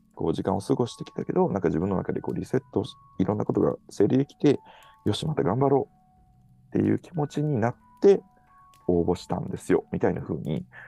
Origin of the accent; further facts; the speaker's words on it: Kyoto, Japan; moved away; also born or lived in Canada; 京都の実家の自分の部屋、まあ実家にまだ自分の部屋があるっていうすごいありがたい感じなんですけど、実家のこう生まれ育った部屋で